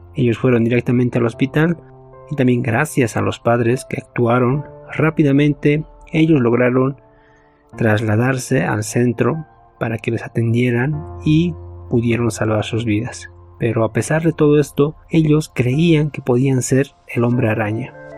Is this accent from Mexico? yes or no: no; Bolivia; acá en mi nacionalidad, en mi país, mi amada Bolivia